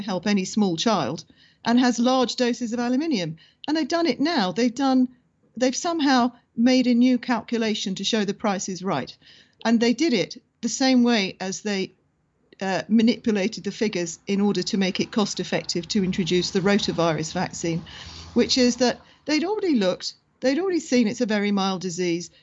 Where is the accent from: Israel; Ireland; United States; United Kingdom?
Ireland; being Irish